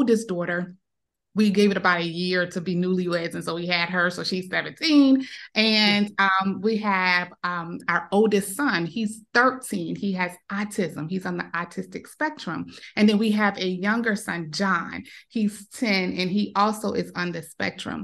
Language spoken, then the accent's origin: English; Savannah, Georgia, United States; I'm from Savannah, Georgia. It's like on the coast of Georgia.